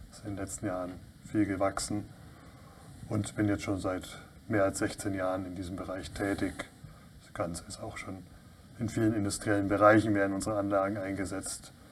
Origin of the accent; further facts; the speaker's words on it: southwest Germany, Germany; Ich komme ganz aus dem Südwesten Deutschlands, wohne in Lörrach.